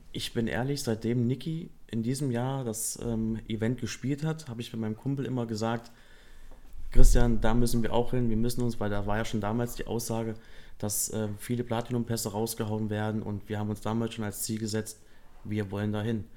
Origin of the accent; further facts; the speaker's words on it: Kassel, Hesse, Germany; also born or lived in Edermünde; ich bin 32, bin aus Kassel mhm. und bin auch dort geboren.